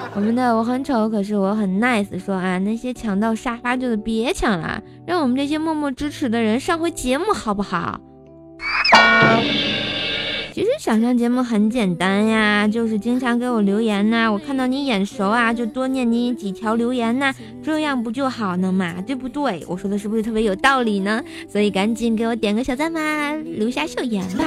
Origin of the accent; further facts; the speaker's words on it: Tianjin, China; accent: Tianjin dialect; 我是想把咱们的家乡文化呀、天津话呀，或者是更多好玩的东西来带给我们更多的人听到